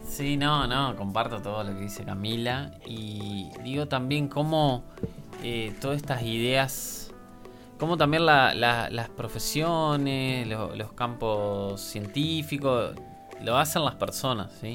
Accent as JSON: {"language": "Spanish", "country": "Argentina", "said": "soy argentino"}